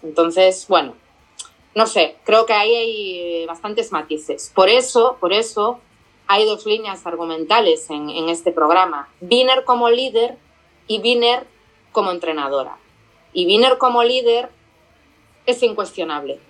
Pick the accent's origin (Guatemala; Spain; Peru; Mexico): Spain; como española